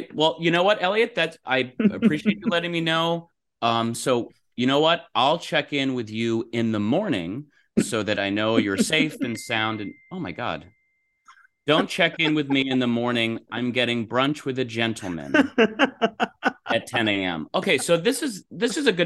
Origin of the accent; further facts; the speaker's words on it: Los Angeles, California, United States; my hometown in Los Angeles